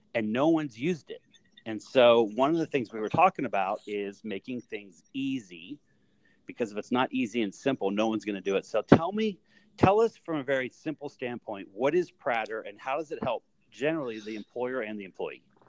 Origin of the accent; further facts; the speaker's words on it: Greensburg, Pennsylvania, United States; I grew up in Greensburg, Pennsylvania